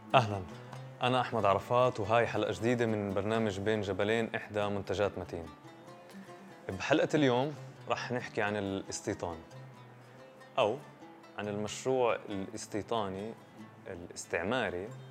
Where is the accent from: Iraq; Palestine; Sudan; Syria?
Palestine; إحنا بنشوف كفلسطينيين